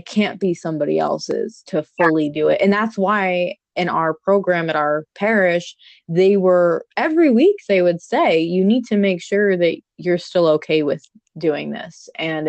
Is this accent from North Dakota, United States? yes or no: no; New York, United States; moved away; growing up in New York, Italian